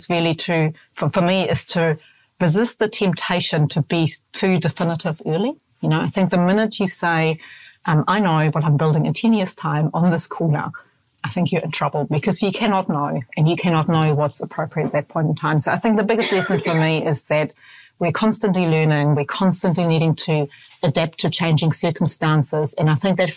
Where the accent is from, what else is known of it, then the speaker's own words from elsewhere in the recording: Hamburg, Germany; now in New Zealand; Hamburg's my hometown